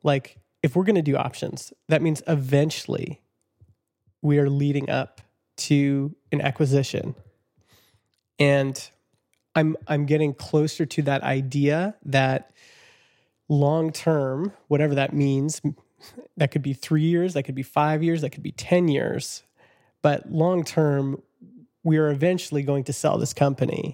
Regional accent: Vernon, British Columbia, Canada; my hometown of Vernon

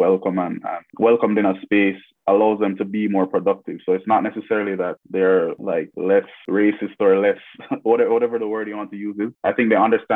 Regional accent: Jamaica; now in Toronto, Canada; growing up in the Caribbean

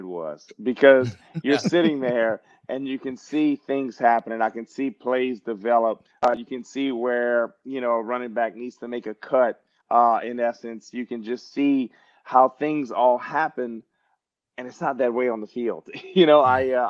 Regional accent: Louisiana, United States; moved away; I grew up 2 hours from New Orleans

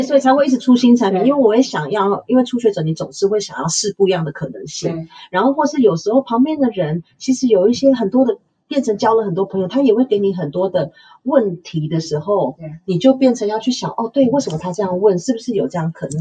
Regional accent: Taichung, Taiwan; 因为我们是台中人

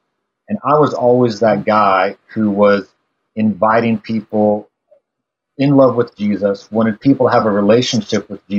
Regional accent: Midwest, United States; now in Lawrence, United States; I kind of grew up all over the Midwest. And part of that was growing up in the Methodist church because they moved their pastors around a lot.

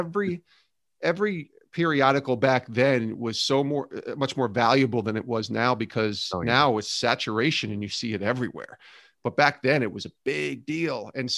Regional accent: Albany, New York, United States; moved away as an adult; now in Bristol, United States; that took me, after I graduated, to local radio in Albany, New York for 3 years, loved my time there, my hometown, and then moved to Bristol, Connecticut 20 years ago

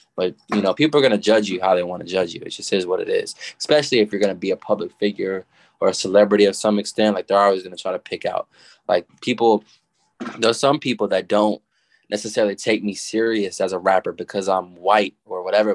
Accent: Little Rock, Arkansas, United States; also born or lived in Denton, Texas; I was born in Denton, Texas, and I was raised in Little Rock, Arkansas

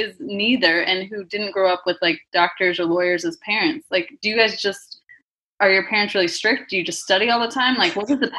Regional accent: Oklahoma, United States; I'm from Oklahoma. I don't think I have a twang.

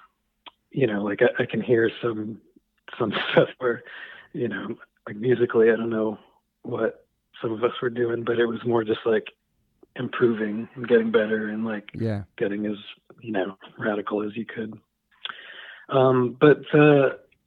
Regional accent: Newport, Rhode Island, United States; I was born there

